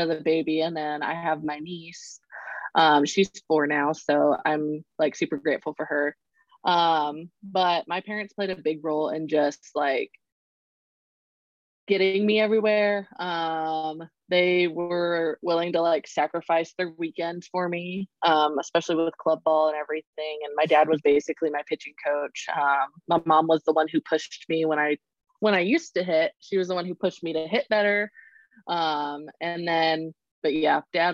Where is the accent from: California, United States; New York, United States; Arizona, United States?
Arizona, United States; moved away as an adult; also born or lived in Oklahoma; the school that was in state and that I had given 2 years to, but leaving my home state in general